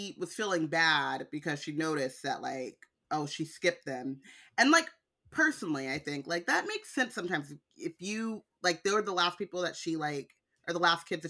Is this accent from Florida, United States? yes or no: no; California, United States; I'm from California.